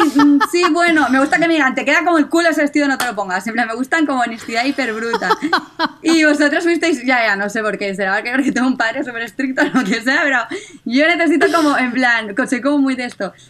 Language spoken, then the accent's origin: Spanish; Catalonia, Spain; como buena catalana